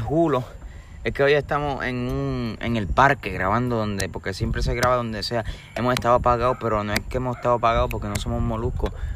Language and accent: Spanish; Puerto Rico; Yo sé que somos puertorriqueños